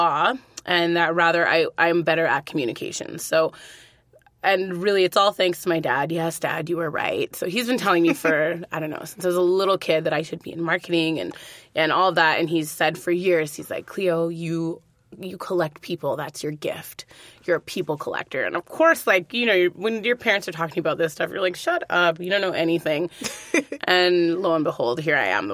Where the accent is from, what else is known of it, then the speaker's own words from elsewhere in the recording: Edmonton, Alberta, Canada; I'm from Edmonton originally